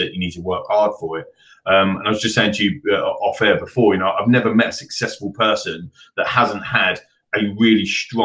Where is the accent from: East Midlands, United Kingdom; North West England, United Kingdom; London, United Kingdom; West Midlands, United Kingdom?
London, United Kingdom; I grew up in Northwest London, the end of the Central Line